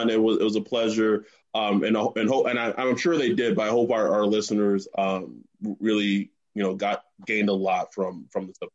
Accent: Texas, United States; moved away as an adult; now in California, United States; originally from Texas. I live in California okay. now, uh, but I still consider Texas home, even though I've been gone for 15 years now.

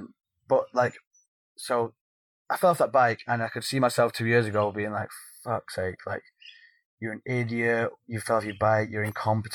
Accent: United Kingdom; This is how we are. We're British. We eat beige food.

